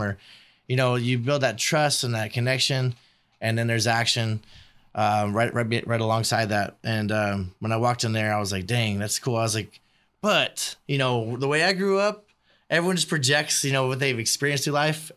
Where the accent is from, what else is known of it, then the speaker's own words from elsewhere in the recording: Bakersfield, California, United States; also born or lived in Virginia Beach, Virginia; I grew up on East Side, too. I went to Chipman, went to Highland, went to Bakersfield College